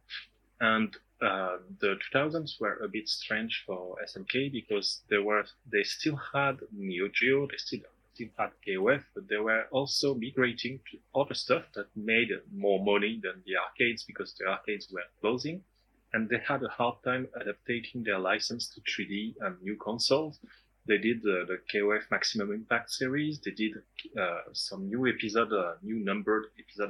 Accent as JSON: {"language": "English", "country": "France", "said": "from France"}